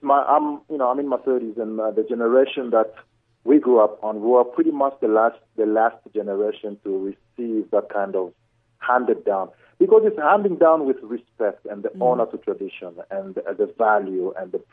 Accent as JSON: {"language": "English", "town": "Kolwezi", "region": "Lualaba", "country": "DR Congo", "tie": "born or raised there", "said": "Swahili is what I learned growing up in the town I was born in, because I was born in Kolwezi, which is south of the Congo."}